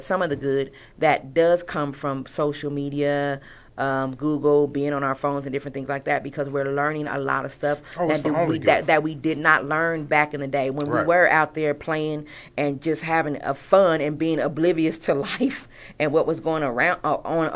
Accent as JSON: {"language": "English", "region": "California", "country": "United States", "said": "I was Californian"}